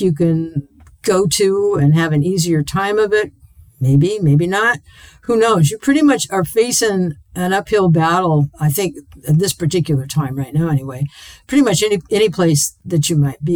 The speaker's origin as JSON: {"language": "English", "town": "Portland", "region": "Oregon", "country": "United States", "tie": "born or raised there", "said": "I was born in Portland. I grew up here. To me, this is my hometown"}